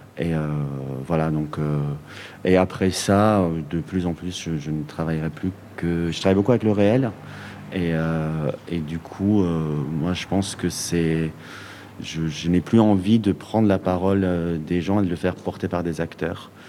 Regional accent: Iran; now in Belgium; mon pays d'origine, qui est l'Iran

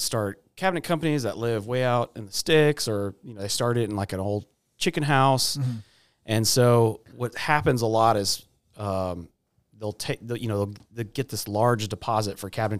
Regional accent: Austin, Texas, United States; born there; So my family's from Houston. Shout out Gabby. I was born in Austin, and so that's where we were living when he came here.

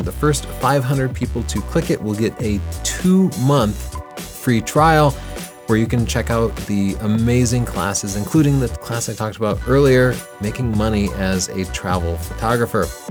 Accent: Texas, United States; I grew up in Texas

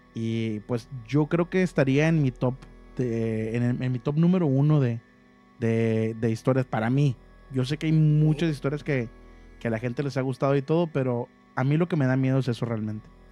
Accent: Monterrey, Nuevo León, Mexico; moved away as an adult; now in Ciudad Mante, Mexico; yo originalmente yo nací en Monterrey, viví casi toda mi vida en Monterrey.

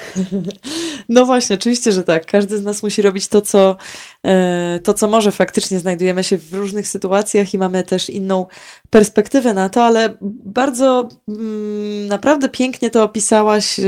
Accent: Warmian-Masurian Voivodeship, Poland; u nas na Mazurach

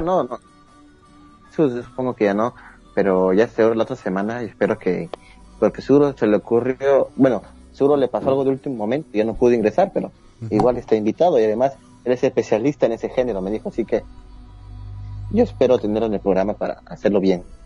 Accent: Peru

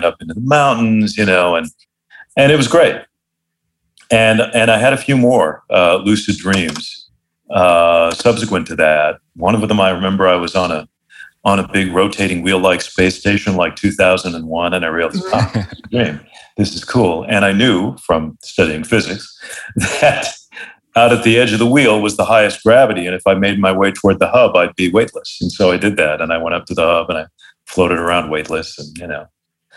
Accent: Phoenix, Arizona, United States; moved away; also born or lived in Los Angeles; one of my friends from growing up in Phoenix

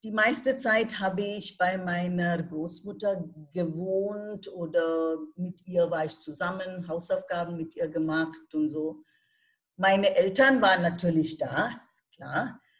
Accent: India; first language Bengali; German is a second language; also born or lived in Kolkata / Germany; Ja, meine Muttersprache ist Bengali habe ich nie in der Schule gelernt oder im College gelernt, aber wir haben das einfach zu Hause gelernt.

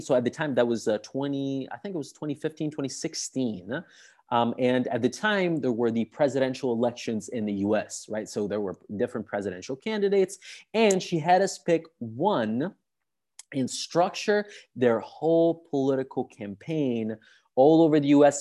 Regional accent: Sicily, Italy; English is a second language; moved away as an adult; now in Rome, Italy; I'm from Sicily, from the south of Italy

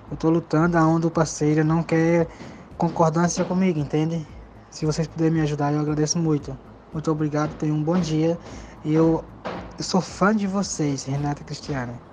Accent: Blumenau, Santa Catarina, Brazil; Sou de Blumenau, Santa Catarina.

